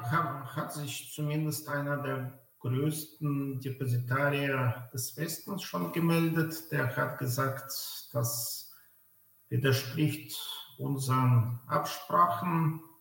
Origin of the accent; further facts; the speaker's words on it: Belarus; born there; also born or lived in Germany; Äh, also ich bin gebürtiger Weißrusse, äh, Jahrgang 74. Ich habe in Deutschland Jura studiert äh, und in Freiburg 2003 promoviert.